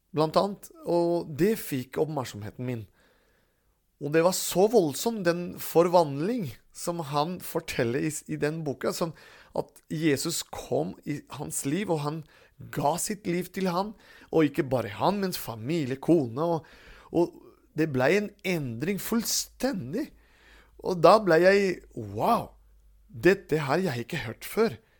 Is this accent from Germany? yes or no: no; Caracas, Capital District, Venezuela; now in Stathelle, Norway; da ble jeg født i Caracas, Venezuela